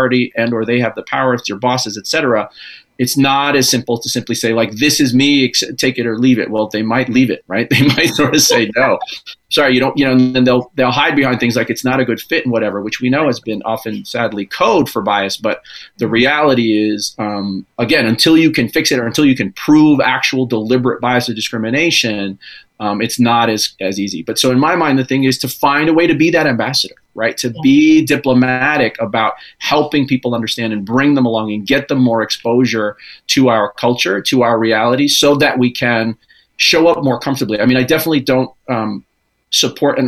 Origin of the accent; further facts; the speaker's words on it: New York, United States; I was born and raised in New York